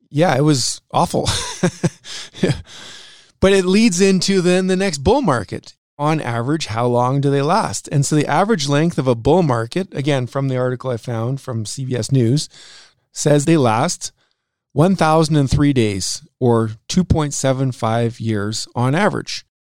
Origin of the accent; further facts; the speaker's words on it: Saskatchewan, Canada; we're both from Saskatchewan